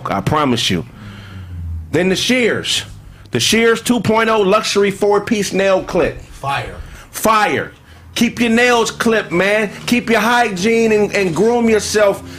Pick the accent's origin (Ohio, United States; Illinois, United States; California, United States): California, United States; Pasadena; I'm from Pasadena.